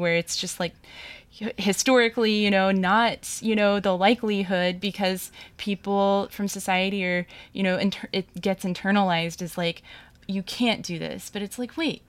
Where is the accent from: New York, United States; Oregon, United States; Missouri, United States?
Missouri, United States; St. Louis; moved away; Because I came from St. Louis, I came from the Midwest.